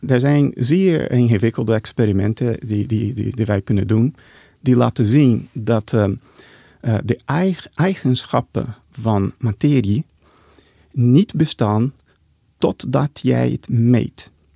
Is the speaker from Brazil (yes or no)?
yes; Brazil; Dutch is a second language; moved away; also born or lived in Geneva, Switzerland; Ik ben in Brazilië geboren, in een Portugese Deense familie. En ik heb een idyllische jeugd gehad